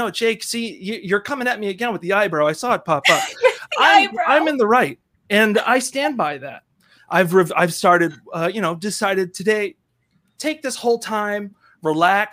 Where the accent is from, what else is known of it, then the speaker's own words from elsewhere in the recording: East Coast, United States; I'm from the East Coast. I got no good accent.